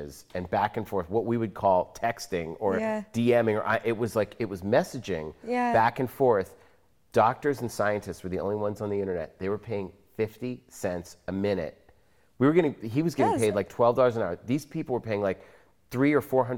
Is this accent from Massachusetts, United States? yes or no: yes; Boston, Massachusetts, United States; My parents are New Yorkers, and we grew up in Boston